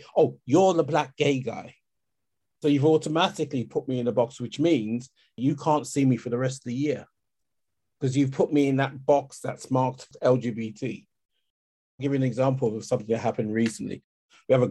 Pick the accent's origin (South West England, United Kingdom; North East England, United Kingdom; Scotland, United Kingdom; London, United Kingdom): London, United Kingdom; born or raised there; also born or lived in Kent